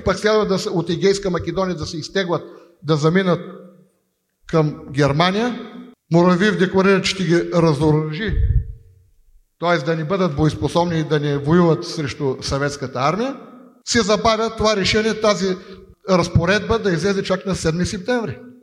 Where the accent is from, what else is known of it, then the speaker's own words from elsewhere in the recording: Bulgaria; аз съм българин и милея за България